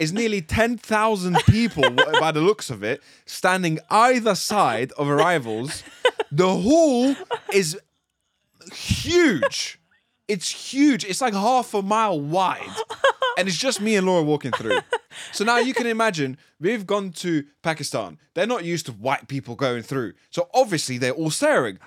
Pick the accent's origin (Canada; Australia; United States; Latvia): Latvia; moved away; I'm from Latvia.